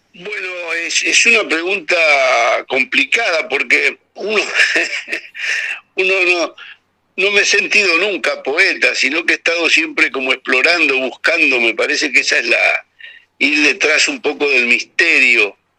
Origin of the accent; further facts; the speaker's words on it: Bahía Blanca, Buenos Aires Province, Argentina; yo que me crié en un puerto, en Ingeniero Guay, en Bahía Blanca, ahí en el Atlántico